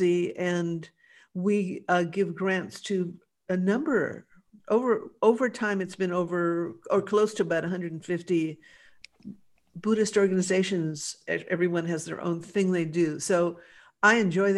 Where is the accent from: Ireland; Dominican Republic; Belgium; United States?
United States; Los Angeles, California; I grew up in West